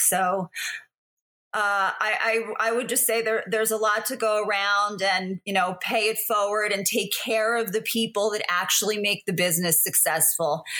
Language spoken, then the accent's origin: English; New Jersey, United States; it's my hometown